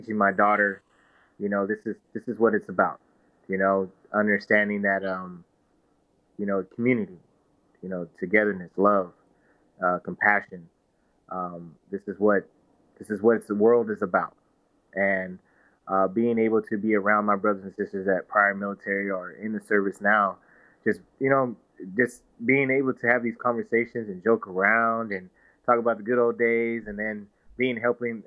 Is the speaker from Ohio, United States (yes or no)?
no; Victorville, California, United States; now in San Antonio, United States; I'm a kid from Southern California, Victorville, California, to be exact